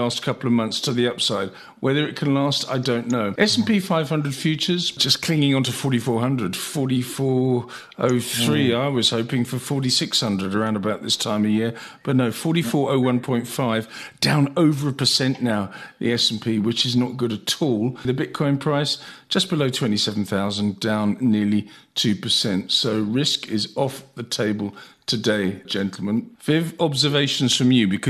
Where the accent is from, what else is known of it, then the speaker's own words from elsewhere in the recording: England, United Kingdom; now in South Africa; I'm English, so we don't talk about money.